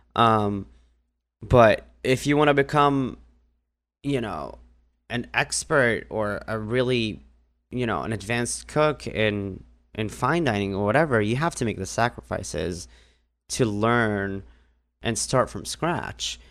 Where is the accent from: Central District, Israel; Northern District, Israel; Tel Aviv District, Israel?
Northern District, Israel; moved away; I grew up in a small village in the north part of Israel